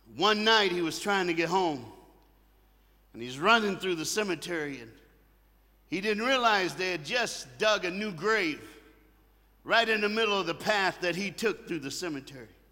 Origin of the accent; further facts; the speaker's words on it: the South, United States; I'm from the United States of America and I live in the South in the United States of America